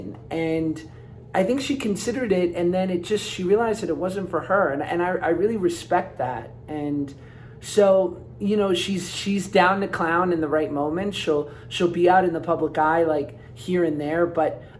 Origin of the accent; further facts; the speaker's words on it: New York, United States; I'm from New York.